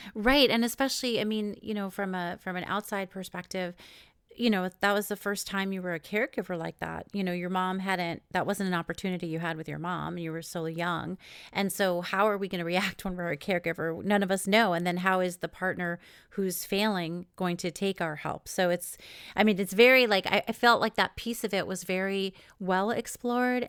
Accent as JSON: {"language": "English", "region": "East Coast", "country": "United States", "moved": "yes", "said": "I'm from the East Coast originally"}